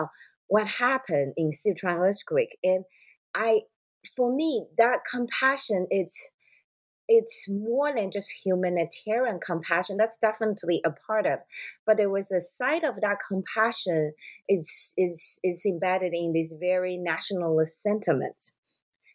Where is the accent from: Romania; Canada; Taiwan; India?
Taiwan; moved away; I'm from Taiwan, you know, a place that, you know, ghosts is a very big scene